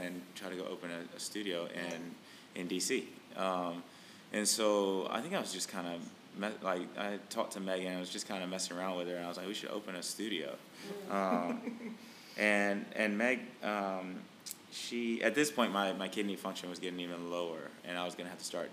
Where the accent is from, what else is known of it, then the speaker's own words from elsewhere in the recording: North Carolina, United States; moved away; also born or lived in Richmond / Washington, D.C. / Boston; I'm from North Carolina originally.